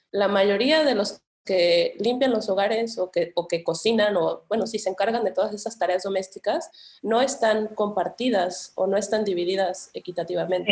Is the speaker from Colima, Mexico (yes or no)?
yes; Colima, Mexico; also born or lived in Guadalajara, Jalisco; Hice toda la secundaria y prepa en Colima. Entonces soy como bueno, me considero más colimense que tapatía, pero soy, soy la fusión.